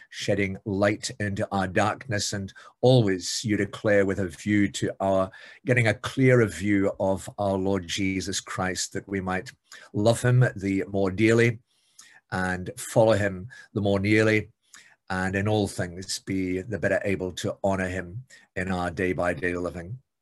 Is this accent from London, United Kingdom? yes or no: no; Scotland, United Kingdom; being Scottish